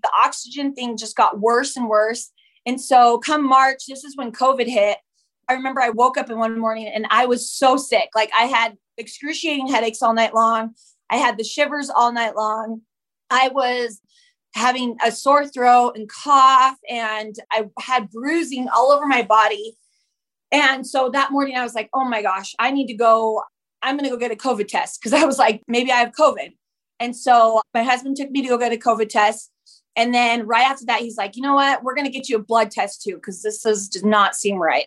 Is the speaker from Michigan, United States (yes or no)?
no; Utah, United States; also born or lived in Whittier, California; I claim Utah as my home. That's where I was mostly raised there